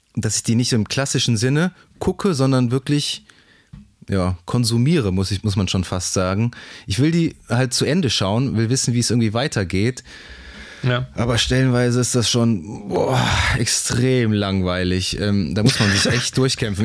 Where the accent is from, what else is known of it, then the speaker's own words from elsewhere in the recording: Germany; so als Deutscher